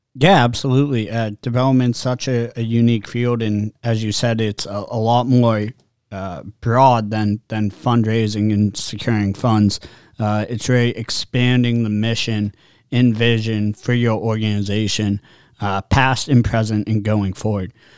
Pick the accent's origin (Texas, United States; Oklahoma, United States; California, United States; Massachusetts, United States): Massachusetts, United States; also born or lived in New Hampshire; growing up in Massachusetts and New Hampshire